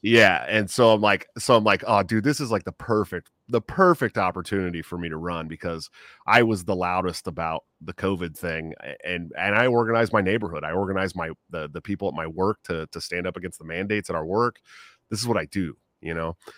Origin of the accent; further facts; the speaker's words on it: Bay Area, right outside of San Francisco, California, United States; moved away; I grew up in the Bay Area right outside of San Francisco